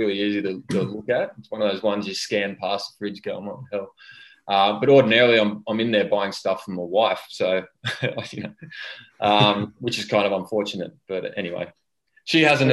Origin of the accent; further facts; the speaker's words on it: Australia; I had an overzealous relationship with alcohol in my 20s, as most Aussie males